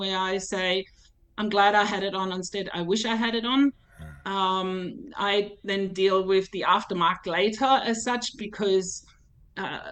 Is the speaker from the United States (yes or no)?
no; Germany; now in Kingaroy, Australia; my hometown in Germany